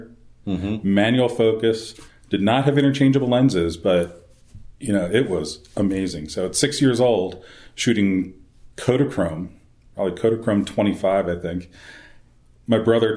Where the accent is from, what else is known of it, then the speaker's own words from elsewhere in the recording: King of Prussia, Pennsylvania, United States; I was born and raised in King of Prussia, Pennsylvania, not too far from Philadelphia, about 20 miles outside Philadelphia